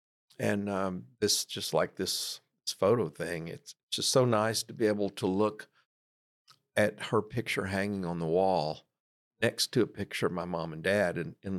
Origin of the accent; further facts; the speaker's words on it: Marlin, Texas, United States; also born or lived in New Mexico; No, I'm originally from Marlin, but I worked for 13 and a half years in New Mexico.